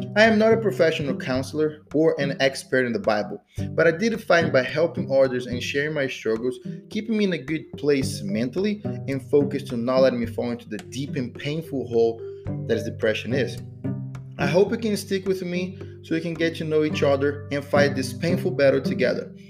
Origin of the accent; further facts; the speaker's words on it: Brazil; moved away as an adult; now in United States; I am from Brazil, living US for about 10 years.